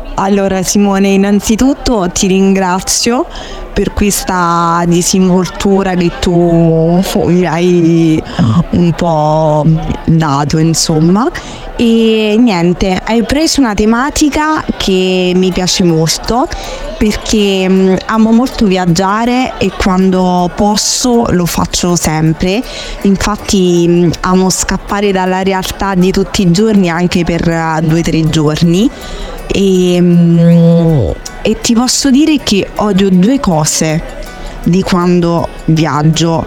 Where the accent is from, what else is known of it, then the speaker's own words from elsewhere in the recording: Frosinone, Lazio, Italy; now in Rome, Italy; vengo da Frosinone